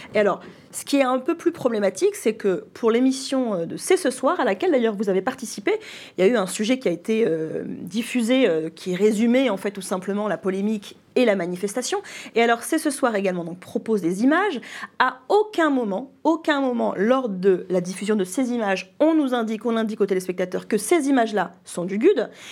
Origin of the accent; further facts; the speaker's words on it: France; chez nous en France